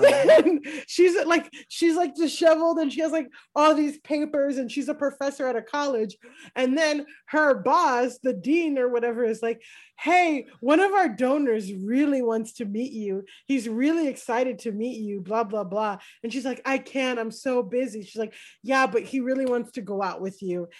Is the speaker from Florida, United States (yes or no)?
yes; South Florida, United States; I grew up around there in South Florida